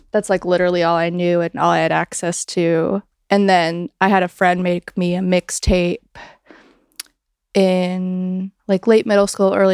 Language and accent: English; Greensboro, North Carolina, United States; there was like a really cool indie rock scene like right before I was born in North Carolina with Merge Records and in like Greensboro was kind of getting the um edges of that scene